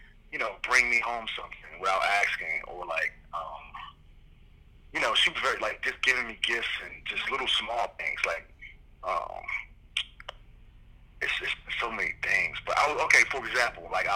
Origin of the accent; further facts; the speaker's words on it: Midwest, United States; moved away; I was coming from the Midwest. I'm a country boy